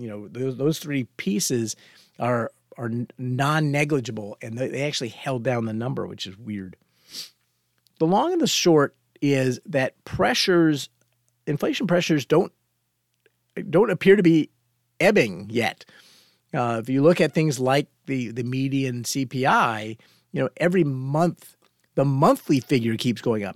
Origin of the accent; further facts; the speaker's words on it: Fort Worth, Texas, United States; when I was young and growing up in Fort Worth, Texas